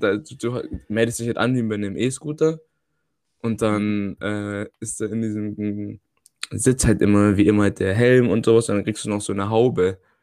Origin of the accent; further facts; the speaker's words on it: Germany; now in Netherlands; bei uns in Deutschland